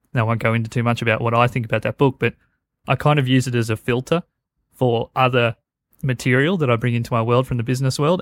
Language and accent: English; Australia; I am Australian